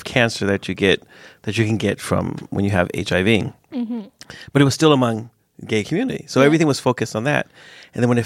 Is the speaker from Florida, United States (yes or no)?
no; San Francisco, California, United States; I grew up in San Francisco